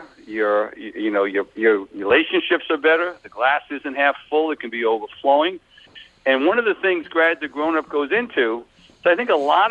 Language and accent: English; Long Island, New York, United States; accent: Long Island; moved away as an adult; now in Bucks County, Pennsylvania, United States; I'm originally from Long Island, but I've lived for the last 25-plus years in Bucks County, Pennsylvania